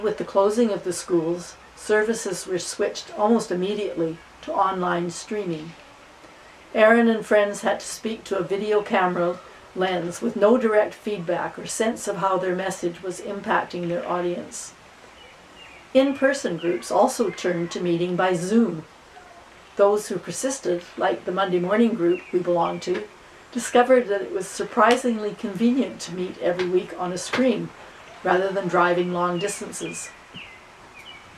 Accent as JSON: {"language": "English", "town": "Winnipeg", "region": "Manitoba", "country": "Canada", "tie": "born or raised there", "also_born_or_lived": "Oxford, England / Quebec City / Ottawa", "moved": "as an adult", "lives_now": "Carleton Place, Canada", "said": "from St. Albans, growing up in Winnipeg"}